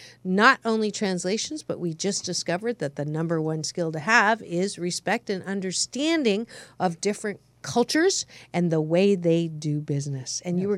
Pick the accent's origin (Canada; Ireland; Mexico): Canada; born there; Yes, I was born in Canada